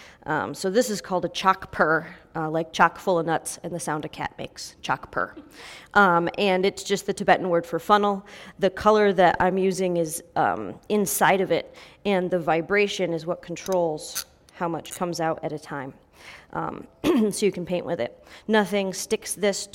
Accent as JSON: {"language": "English", "country": "United States", "said": "as an American Christian pastor and a white person"}